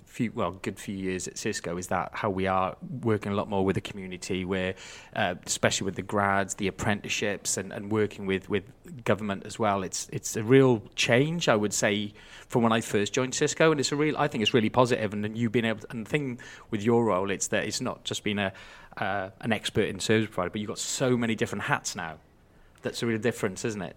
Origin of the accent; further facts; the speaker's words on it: Wales, United Kingdom; being a Welshman